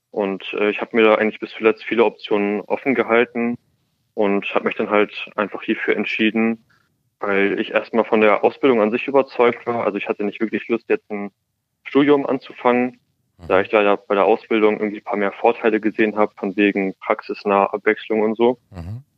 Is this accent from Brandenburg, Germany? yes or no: no; Hamburg, Germany; ich komme aus Hamburg